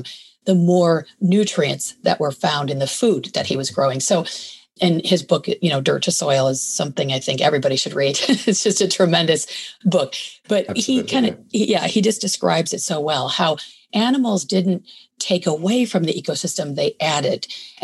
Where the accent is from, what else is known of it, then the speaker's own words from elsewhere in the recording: Michigan, United States; moved away as an adult; also born or lived in New York City; now in California, United States; I grew up in a suburban part of Michigan